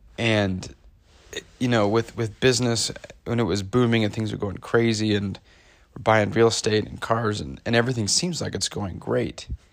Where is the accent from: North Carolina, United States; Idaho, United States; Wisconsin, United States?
Idaho, United States; growing up in Idaho, growing up in conservative Idaho